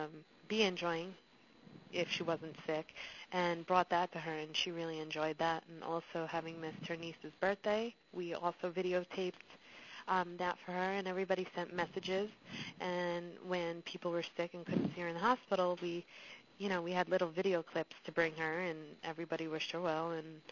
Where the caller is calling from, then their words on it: New York, United States; I'm calling you from New York.